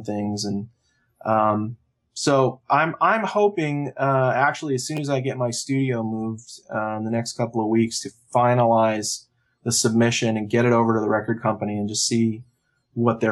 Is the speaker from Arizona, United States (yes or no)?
yes; Arizona, United States; moved away; I'm from Arizona originally